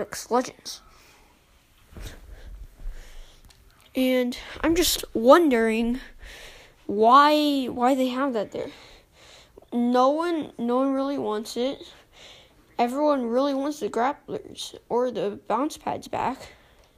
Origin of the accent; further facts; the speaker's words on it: United States; also born or lived in Chicago, United States; I am also American